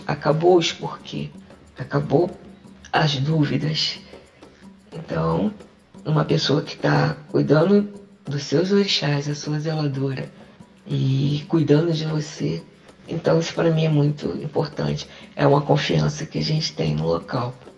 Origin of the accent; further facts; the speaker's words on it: Rio de Janeiro, Brazil; now in João Pessoa, Brazil; Sou do Rio de Janeiro, mas normalmente estou morando em João Pessoa.